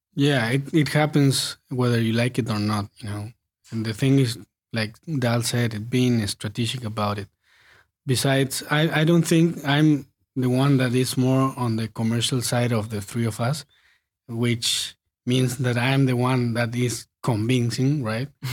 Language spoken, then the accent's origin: English; Patagonia, Argentina; moved away as an adult; also born or lived in Buenos Aires; we are from Patagonia, so we moved to Buenos Aires when we finished high school to study music